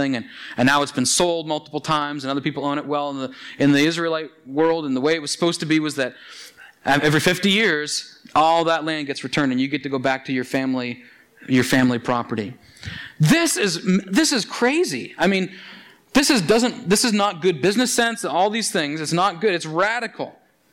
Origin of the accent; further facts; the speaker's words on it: Annapolis Valley, Nova Scotia, Canada; I grew up in the Annapolis Valley, and of course, being a good valley boy, I worked picking apples for 10 years